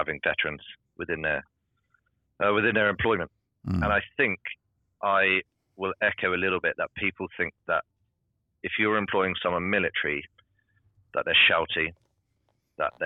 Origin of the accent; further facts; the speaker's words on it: United Kingdom; being British